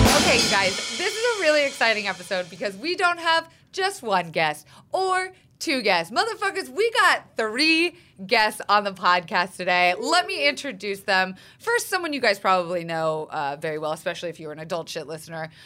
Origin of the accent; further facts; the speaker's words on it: Florida, United States; I'm from Florida, where it's the strip club ca- capital of the uh-huh. world